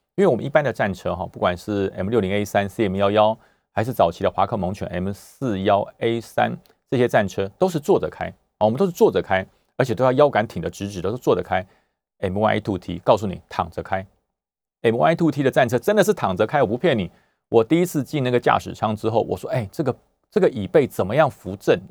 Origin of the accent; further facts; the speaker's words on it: Taiwan; 我来自中华民国， 我来自台湾